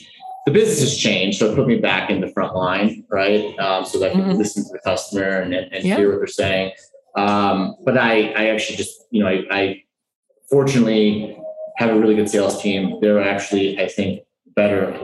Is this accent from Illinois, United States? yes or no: no; New York, United States; now in Colombia; I was born in New York